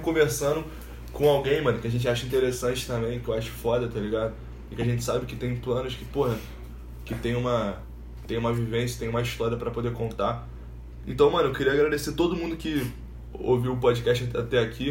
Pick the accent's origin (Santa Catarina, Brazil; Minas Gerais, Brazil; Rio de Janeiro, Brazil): Rio de Janeiro, Brazil; Nova Iguaçu; also born or lived in Ilha do Governador; com dois anos minha mãe se separou do meu pai e veio pra cá, pra, pra Nova Iguaçu. E, mano, a gente morou na, na casa da minha tia